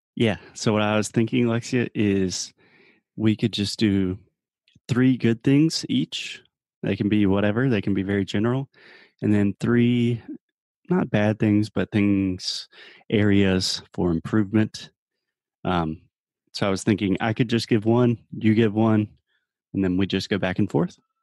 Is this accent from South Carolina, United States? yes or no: yes; Spartanburg, South Carolina, United States; Spartanburg, my hometown